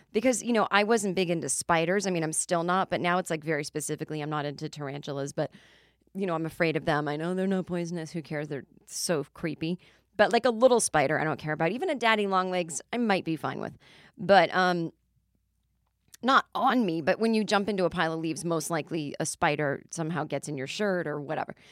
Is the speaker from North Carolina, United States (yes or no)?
no; Massachusetts, United States; now in Los Angeles, United States; growing up in Massachusetts, your entire lawn was just covered in leaves